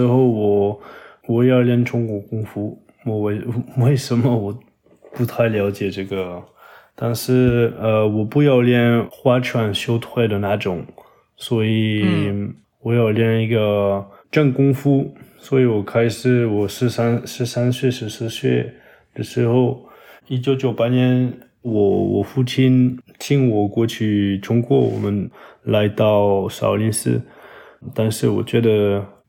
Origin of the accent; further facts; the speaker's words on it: Toulouse, south of France, France; Chinese is a second language; now in Paris, France; 我在我的老家就是toulouse，法国南部